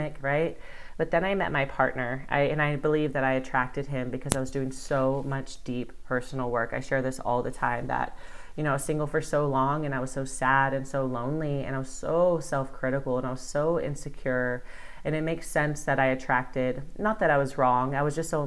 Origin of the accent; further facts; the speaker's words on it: Bakersfield, California, United States; moved away as an adult; also born or lived in Los Angeles / Spain; my hometown of Bakersfield